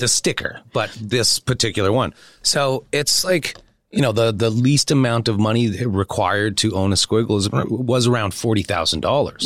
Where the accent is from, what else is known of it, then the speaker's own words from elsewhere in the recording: Saskatoon, Saskatchewan, Canada; moved away; also born or lived in Beverly Hills; I think being raised, born and raised in Saskatoon, Saskatchewan